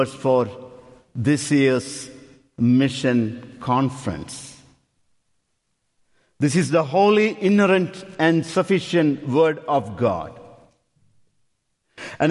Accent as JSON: {"language": "English", "country": "India", "also_born_or_lived": "Upper Darby", "moved": "as an adult", "lives_now": "United States", "said": "We are from India"}